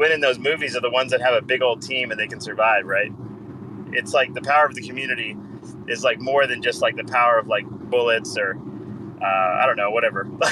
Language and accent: English; Canada; I'm Canadian